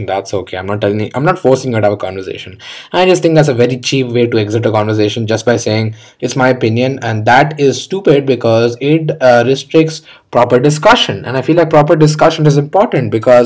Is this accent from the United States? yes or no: no; India; I'm an Indian